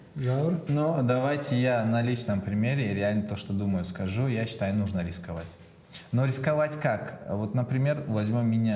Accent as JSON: {"language": "Russian", "region": "Chechnya", "country": "Russia", "tie": "born or raised there", "also_born_or_lived": "Moscow", "moved": "yes", "said": "Но я родился в Чечне, я чеченец по национальности"}